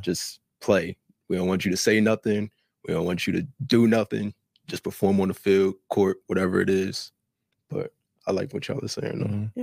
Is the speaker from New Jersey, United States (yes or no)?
yes; New Jersey, United States; I'm from Jersey, not even from out here